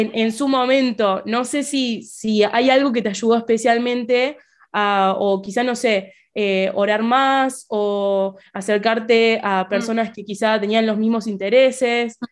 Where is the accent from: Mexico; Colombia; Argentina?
Argentina; yo como fiel argentina